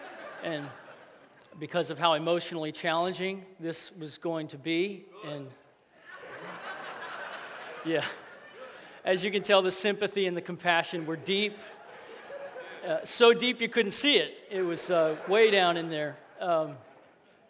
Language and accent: English; Louisiana, United States; I grew up here. It's my hometown